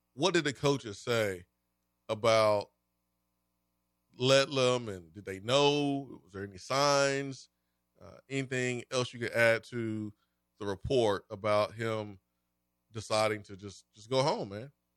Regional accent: Huntsville, Alabama, United States; I'm built by, uh, Mountain Gap Middle and Grissom High School. Noted academic juggernauts in the city, in state, city

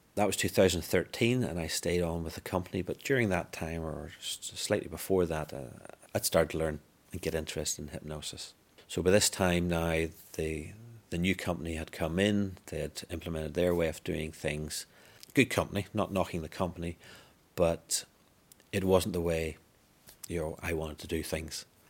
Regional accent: Northern Ireland, United Kingdom; I'm born and bred in Northern Ireland

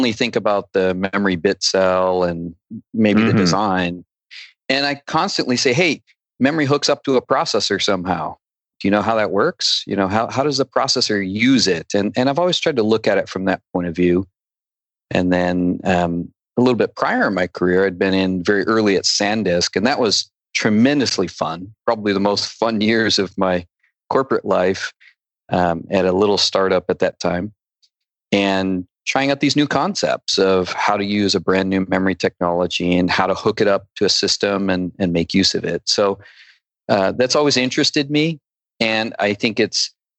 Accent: Binghamton, Endicott, Vestal area, upstate New York, United States; I was right in the middle of the state in the Binghamton, Endicott, Vestal area

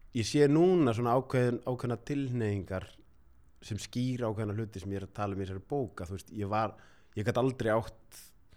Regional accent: Reykjavík, Capital Region, Iceland; ólst upp á Grettiskutunni fyrst ah. þannig að það var bara í miðbænum

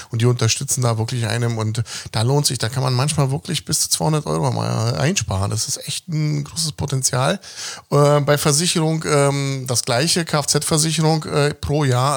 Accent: Berlin, Germany; ich bin in Westberlin aufgewachsen, lebe aber im Osten.

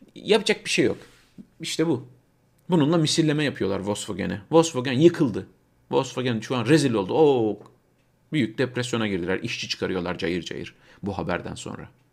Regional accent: Turkey; now in Germany; Türkler olarak burada yaşayan 4-5 milyon Türk olarak

